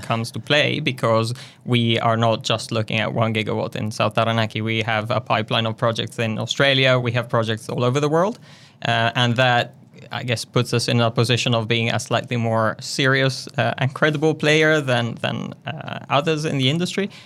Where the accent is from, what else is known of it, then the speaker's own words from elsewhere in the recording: northern Italy, Italy; moved away as an adult; also born or lived in London, United Kingdom; now in Wellington, New Zealand; I was, uh, born and raised in Italy, in a tiny town in the north